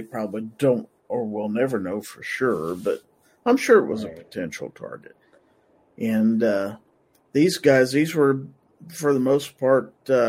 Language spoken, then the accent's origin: English; United States; But I was proud of us being the American people and our attitudes and our unity.